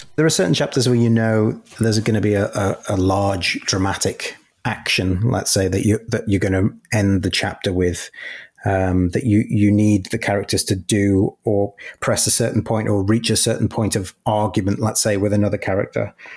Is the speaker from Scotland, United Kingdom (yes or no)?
no; Merseyside, North West England, United Kingdom; I grew up in Merseyside